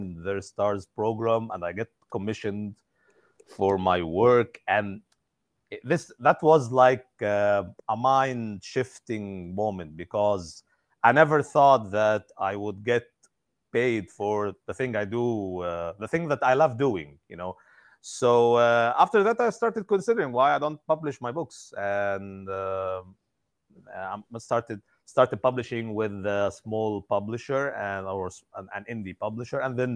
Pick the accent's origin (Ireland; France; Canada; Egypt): Egypt; I'm from Egypt